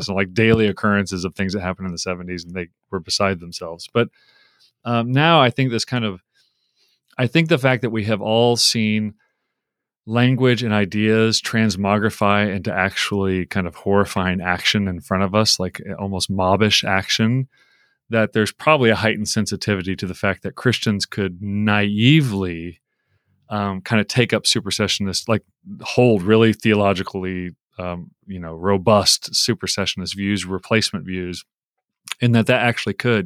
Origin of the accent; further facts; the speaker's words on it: United States; I grew up in America. I've been here forty-seven years, um, for most of my forty-seven years